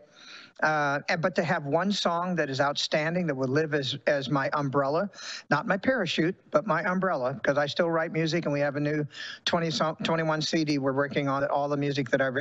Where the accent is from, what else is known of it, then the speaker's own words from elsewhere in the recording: Sacramento, California, United States; I was raised in Sacramento, California